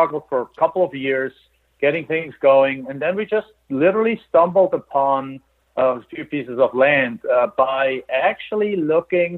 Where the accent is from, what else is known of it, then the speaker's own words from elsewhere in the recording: Germany; English is a second language; moved away as an adult; now in United States; We're immigrants I'm from Germany.